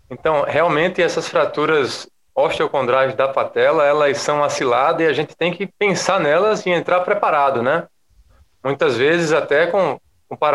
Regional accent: Maceió, Alagoas, Brazil; Eu sou de e, Maceió, Léo, capital das Alagoas.

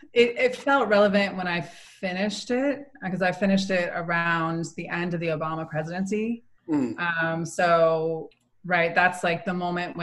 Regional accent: San Francisco Bay Area, California, United States; I grew up in the Bay, was born and raised in the Bay, and so was really influenced by the Bay Area hip hop scene.

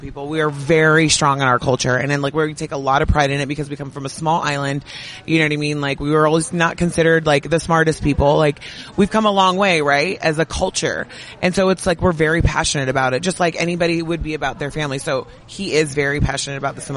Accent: North Shore, Hawaii, United States; I was raised in Hawaii on the North Shore

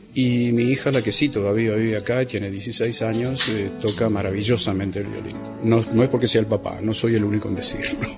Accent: Buenos Aires, Argentina; moved away as an adult; Nací en el barrio de Caballito

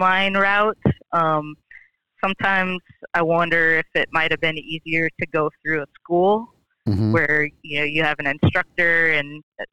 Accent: Minnesota, United States; moved away as an adult; now in Nashville, United States; growing up in Minnesota

